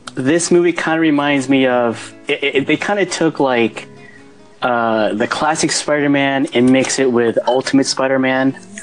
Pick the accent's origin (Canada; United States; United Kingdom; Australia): United States; Central Valley, California; I'm from the West Coast and from the Central Valley